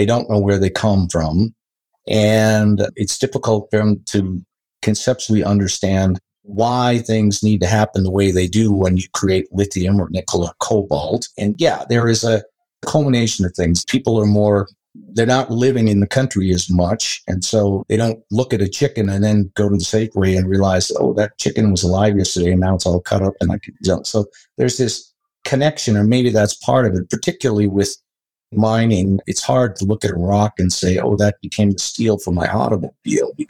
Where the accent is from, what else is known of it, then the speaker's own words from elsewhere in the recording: Butte, Montana, United States; also born or lived in Colorado; I was born and raised in Butte, Montana